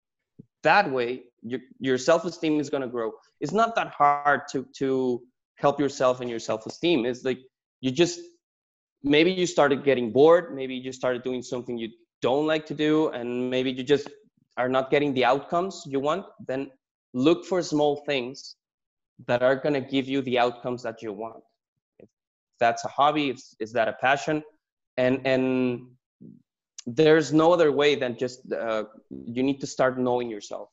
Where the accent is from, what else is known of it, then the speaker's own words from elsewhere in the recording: Mexico; moved away as an adult; also born or lived in San Diego, California; I was born and raised in Mexico